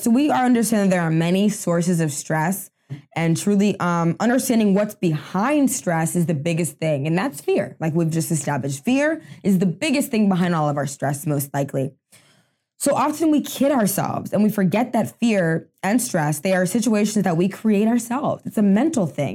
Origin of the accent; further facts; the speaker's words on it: United States; I'm first generation American, um, in my family. Both my parents are from Haiti.